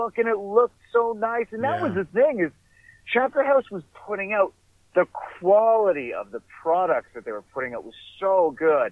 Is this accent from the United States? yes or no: no; Canada; as a Canadian kid